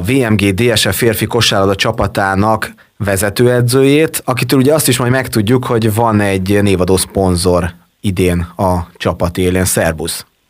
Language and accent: Hungarian; Marcali, Somogy, Hungary; now in Érd, Hungary; mind a ketten ugyanabban az évben születtünk, ugyanabban a városban és ugyanabban a kórházban